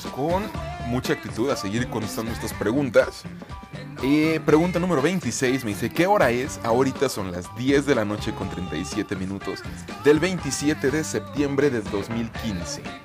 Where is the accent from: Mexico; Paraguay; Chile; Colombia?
Mexico; Zitácuaro, Michoacán; now in Guadalajara, Mexico; yo vivo en la ciudad de Guadalajara, Jalisco, México, pero soy oriundo de Zitácuaro, Michoacán, en México también, eh, orgullosamente michoacano